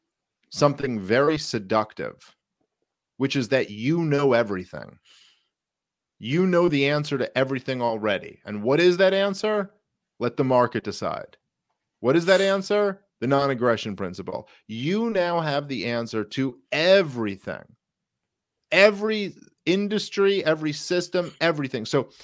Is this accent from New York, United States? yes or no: yes; Brooklyn, New York, United States; I grew up in Brooklyn, and like, I've lived in a bunch of different areas in New York City